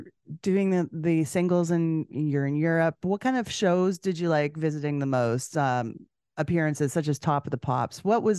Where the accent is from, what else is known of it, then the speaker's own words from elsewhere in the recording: Canada; Now, I know that I'm from Canada.